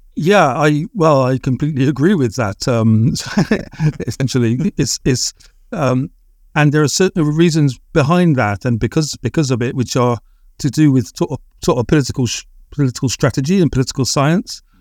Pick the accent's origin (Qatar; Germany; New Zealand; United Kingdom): United Kingdom; England; possibly being English